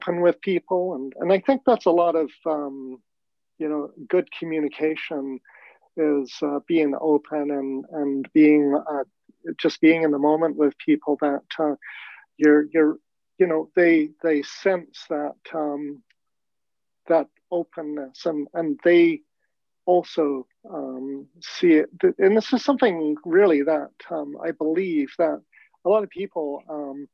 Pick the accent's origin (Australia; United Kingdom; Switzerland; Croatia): United Kingdom; London; moved away; I was born in London, England. I was born into a racist, prejudiced environment